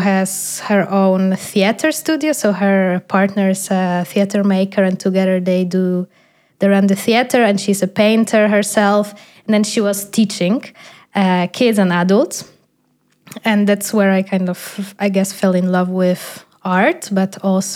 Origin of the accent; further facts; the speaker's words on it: Poland; first language Polish; English is a second language; moved away as an adult; also born or lived in Netherlands; now in Berlin, Germany; I'm moving out from Poland